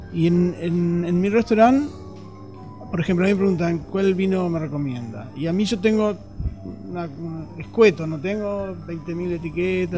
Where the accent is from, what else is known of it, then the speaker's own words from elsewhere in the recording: Uruguay; now in Chile; Soy de Uruguay